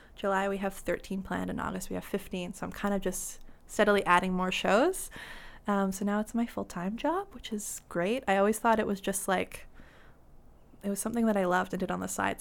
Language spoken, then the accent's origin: English; North Vancouver, British Columbia, Canada; I grew up in North Ann, um, just over the bridge in Lynn Valley